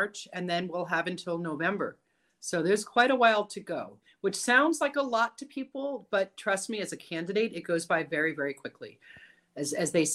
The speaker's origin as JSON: {"language": "English", "region": "South Florida", "country": "United States", "tie": "born or raised there", "also_born_or_lived": "New York / Boston", "moved": "yes", "lives_now": "Los Angeles, United States", "said": "my parents moved to Florida when I was 3 years old"}